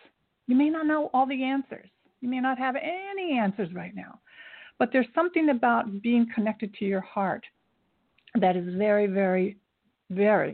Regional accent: Japan; I was born in Japan. My mother is Japanese. My father's Scotch-Irish

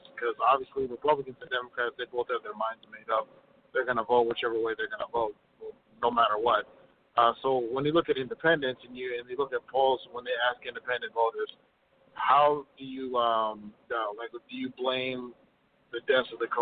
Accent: Midwest, United States; I'm from the Midwest

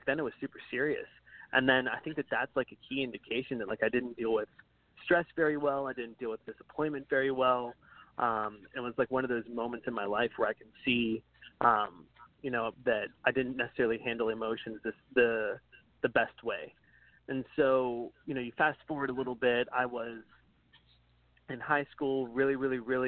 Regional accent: Martinsburg, West Virginia, United States; I was born in West Virginia, Martinsburg, West Virginia. It's a super small town in a state that not even many people know is a state

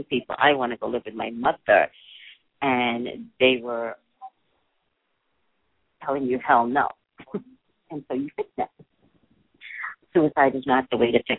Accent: New York, United States; I'm a native New Yorker

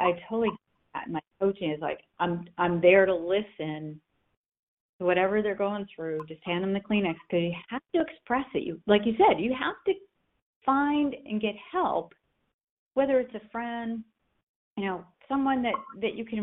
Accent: Corning, New York, United States; moved away as an adult; now in Charlotte, United States; was born and raised in Corning, New York

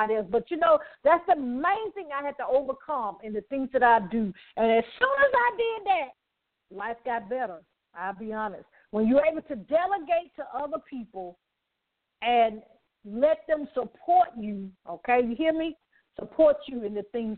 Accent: Birmingham, Alabama, United States; moved away; going back to my hometown. Y'all know Birmingham, Alabama

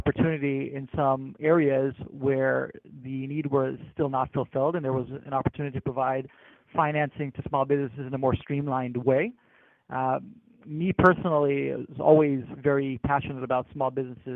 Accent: New Jersey, United States; moved away; also born or lived in New York / Israel; I grew up in New Jersey and later on Israel.

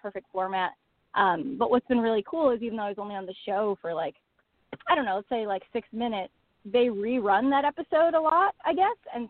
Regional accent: Buffalo, New York, United States; moved away as an adult; also born or lived in Niagara Falls, New York; now in Los Angeles, United States; I grew up in New York

